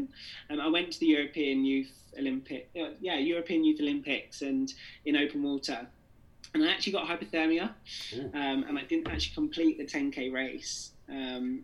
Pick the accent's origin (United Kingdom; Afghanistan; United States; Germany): United Kingdom; England; I was born in England